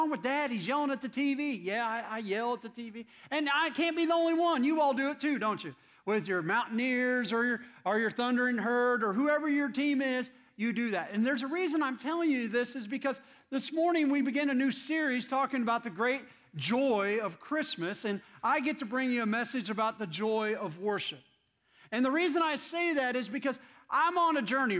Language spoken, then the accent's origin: English; Indiana, United States; moved away; I'm from Indiana, and I love my Indiana Hoosiers basketball team.